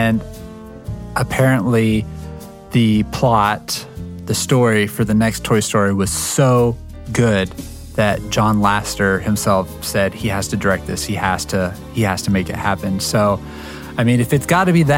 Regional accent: West Coast, United States; I'm from the West Coast

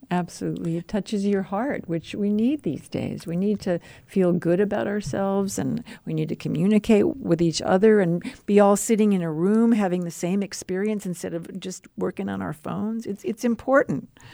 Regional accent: Madison, Wisconsin, United States; moved away; also born or lived in Missouri; I grew up in Madison, but also in Missouri

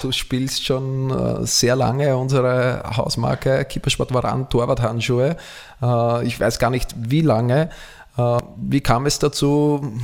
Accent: Austria; bei uns in Österreich

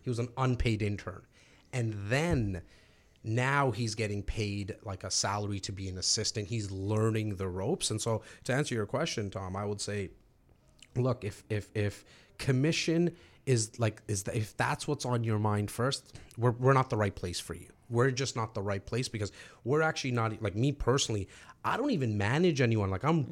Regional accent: Toronto, Ontario, Canada; now in Brampton, Canada; I grew up actually in Rexdale

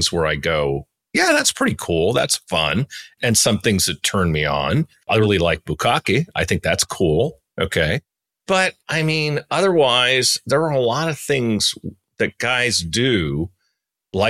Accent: Daly City, California, United States; I grew up in Daly City, so I certainly know the area well

